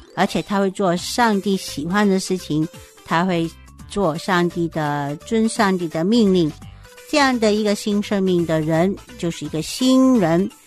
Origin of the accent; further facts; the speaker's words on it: China; 我在中国出生的， I was born in China